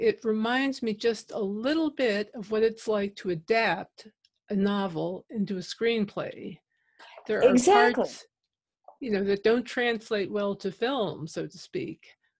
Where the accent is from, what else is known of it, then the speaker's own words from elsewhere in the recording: New York City, New York, United States; now in Washington, D.C., United States; I grew up in New York City, and I live now near Washington, D.C.